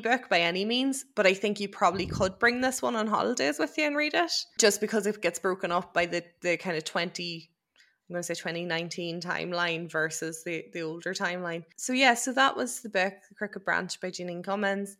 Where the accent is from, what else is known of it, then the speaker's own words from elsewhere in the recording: Ireland; as an Irish person